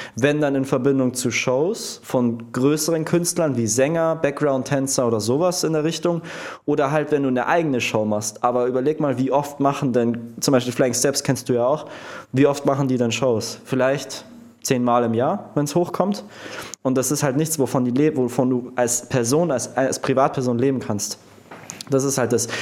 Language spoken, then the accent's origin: German; Prien am Chiemsee, Bavaria, Germany; also born or lived in Munich; bei meinem Ort, wo ich aufgewachsen bin, in Prien